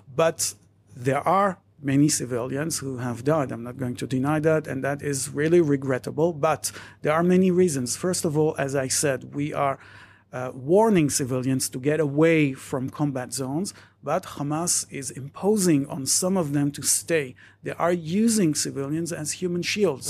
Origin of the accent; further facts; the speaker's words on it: Jerusalem, Jerusalem District, Israel; also born or lived in Madrid / Paris; I was born and raised in Jerusalem